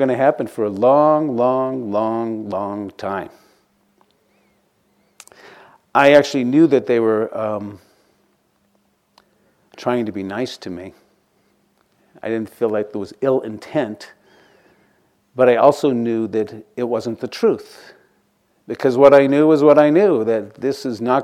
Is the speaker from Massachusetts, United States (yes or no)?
yes; outside of Boston, Massachusetts, United States; Growing up outside of Boston